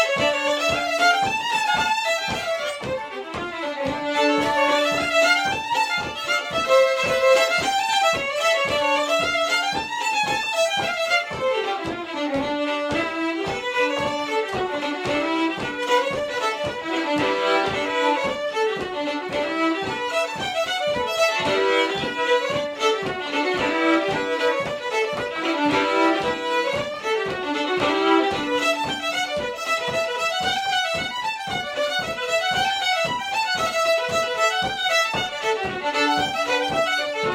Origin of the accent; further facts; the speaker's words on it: Montana, United States; I'm a fiddler from Montana, USA